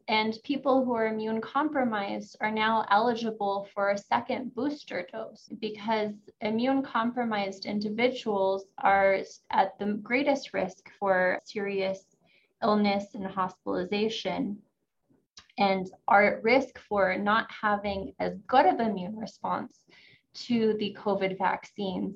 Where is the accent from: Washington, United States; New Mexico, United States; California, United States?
New Mexico, United States; Santa Fe; I was born and raised here in Santa Fe, New Mexico